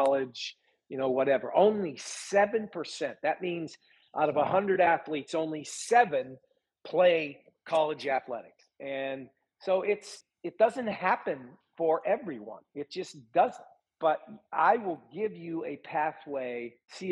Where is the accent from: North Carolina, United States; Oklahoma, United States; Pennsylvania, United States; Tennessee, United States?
Pennsylvania, United States; Butler; I'm from Butler, Pennsylvania, 30 miles north of Pittsburgh